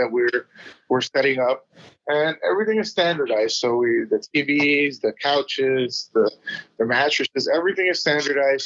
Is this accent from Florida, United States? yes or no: yes; South Florida, United States; moved away; I come from South Florida